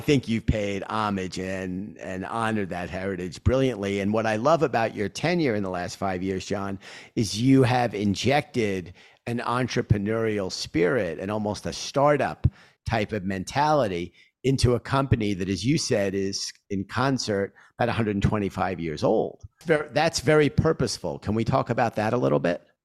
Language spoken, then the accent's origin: English; New York City, New York, United States; accent: Queens; I grew up in Queens. Uh, and you hear my voice. I'm a New Yorker, you know, through and through with my, uh, Queens accent